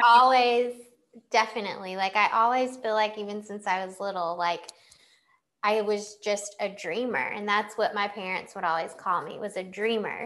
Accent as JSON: {"language": "English", "town": "Clayton", "region": "North Carolina", "country": "United States", "also_born_or_lived": "Chicago", "moved": "as an adult", "said": "I come from Clayton, a small town outside Raleigh."}